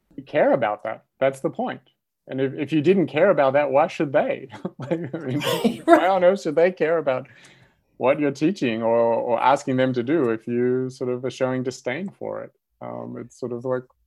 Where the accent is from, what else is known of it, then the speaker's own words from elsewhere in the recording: Australia; moved away as an adult; now in United States; I grew up in Australia and went to university there